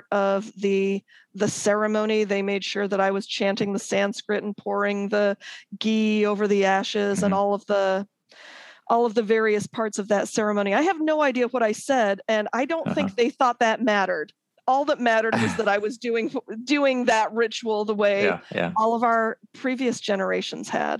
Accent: Akron, Ohio, United States; moved away as an adult; also born or lived in England / Baltimore / Washington, D.C. / Chicago; now in Bay Area, United States; I was born in England, and we moved to Akron, Ohio, when I was a toddler

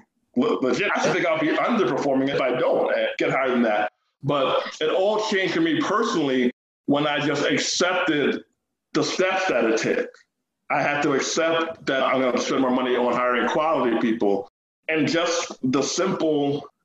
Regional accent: Jamaica; we're Jamaican

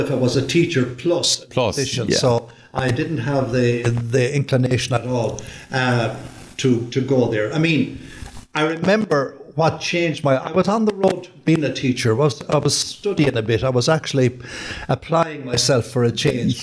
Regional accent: Drumsna, Connacht, Ireland; also born or lived in Jamestown; I was born in Jamestown, a little village between Carrick and Shannon and Drumsna. And we lived in Drumsna. My father was a school teacher, principal up in Drumsna National

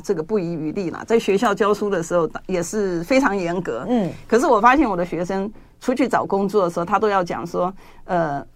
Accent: Taiwan; 我们出生在这片土地嘛

